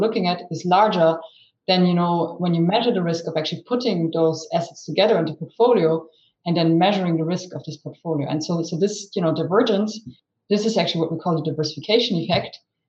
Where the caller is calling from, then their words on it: Zurich, Switzerland; I'm speaking from Zurich, so my home base, working from home as many of us still do today.